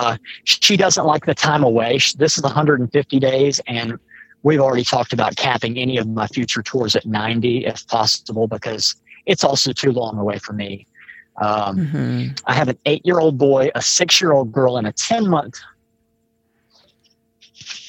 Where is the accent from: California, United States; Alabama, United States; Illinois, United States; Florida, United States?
Alabama, United States; Mobile; I'm from Mobile, Alabama